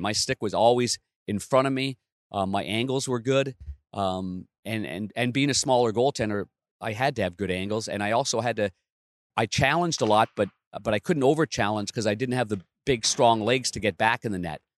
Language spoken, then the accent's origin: English; Ottawa, Ontario, Canada; I grew up in Ottawa, but Nepean is a, a, just a west suburb